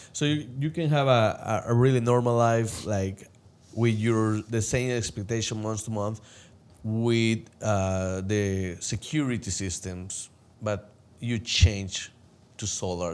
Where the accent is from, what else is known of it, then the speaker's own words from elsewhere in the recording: El Salvador; moved away; I came from El Salvador